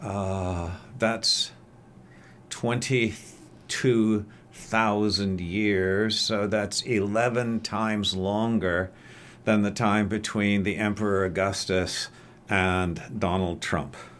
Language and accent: English; Oregon, United States; I'm actually an Oregonian, at least I claim to be. I was uh, brought here at the ripe old age of two